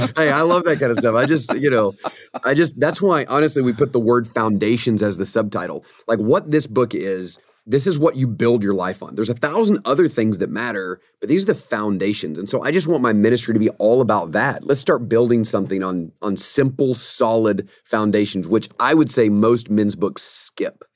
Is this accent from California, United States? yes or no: no; Atlanta, Georgia, United States; I grew up in the Atlanta, Georgia area